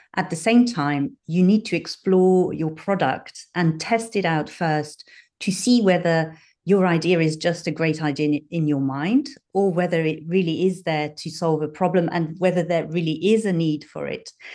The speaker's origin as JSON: {"language": "English", "country": "Switzerland", "tie": "born or raised there", "moved": "as an adult", "lives_now": "London, United Kingdom", "said": "I grew up in Switzerland, but I've got a dual nationality. So I have roots in the U K and roots in Switzerland."}